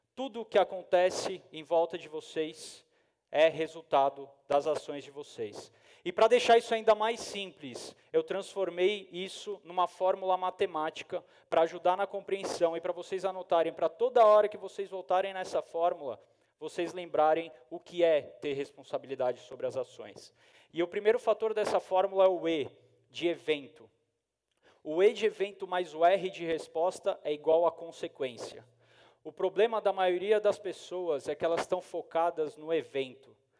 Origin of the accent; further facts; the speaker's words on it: São Paulo, Brazil; eu sou de São Paulo